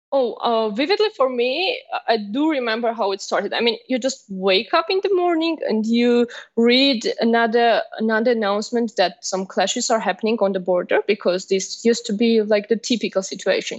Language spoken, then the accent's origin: English; Armenia; I'm from Armenia